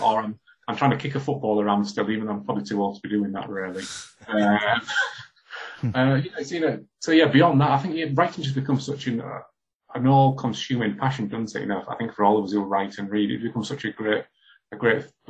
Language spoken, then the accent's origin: English; Hull, Yorkshire and the Humber, United Kingdom; when I was growing up in Hull in the 80s